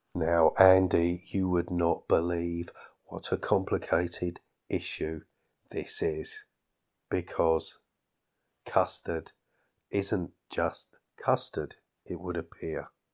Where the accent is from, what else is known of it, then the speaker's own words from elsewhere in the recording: England, United Kingdom; as a Englishman, as a British person